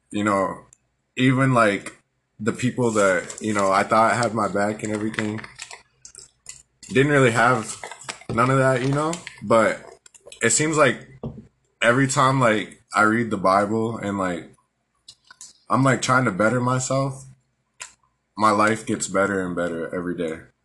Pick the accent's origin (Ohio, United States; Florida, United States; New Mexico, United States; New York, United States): New Mexico, United States; Albuquerque; also born or lived in San Antonio, Texas; I was born in San Antonio, Texas, and raised in Albuquerque, New Mexico